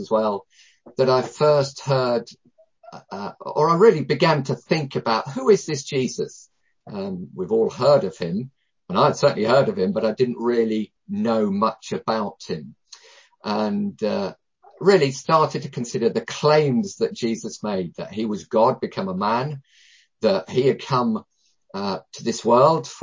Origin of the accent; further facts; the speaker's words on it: down south near London, South East England, United Kingdom; now in Loughborough, United Kingdom; I grew up down south near London